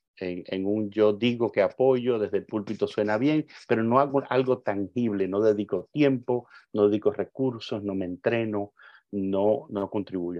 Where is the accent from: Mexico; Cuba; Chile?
Cuba; yo soy un cubano